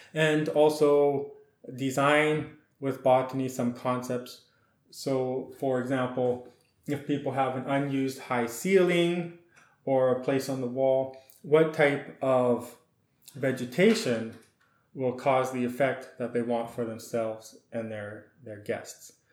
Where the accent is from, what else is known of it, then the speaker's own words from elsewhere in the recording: Saskatchewan, Canada; moved away as an adult; also born or lived in Alberta / Washington / California / Guatemala; with a Ukrainian heritage, I was born in Alberta, then we moved to Saskatchewan